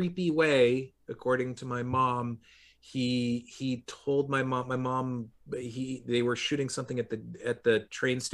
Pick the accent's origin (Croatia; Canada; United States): United States; Long Island, New York; now in New York City, United States; I would commute into New York City from Long Island